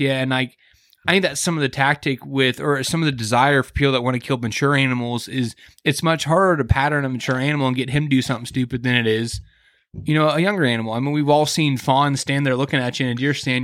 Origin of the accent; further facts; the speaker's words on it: Kansas City, United States; I grew up in Kansas City